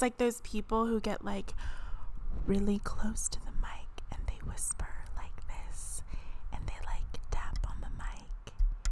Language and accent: English; Southern California, United States; I'm born and raised in Southern California